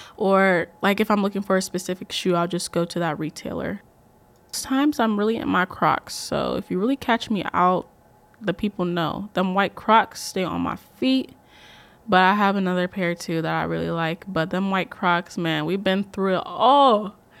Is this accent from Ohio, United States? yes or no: yes; Columbus, Ohio, United States; I am from Columbus, Ohio, but I am Ghanaian at heart